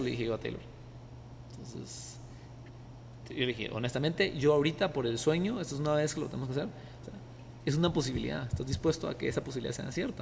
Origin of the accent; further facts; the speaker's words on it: Guatemala; also born or lived in United States; como guatemalteco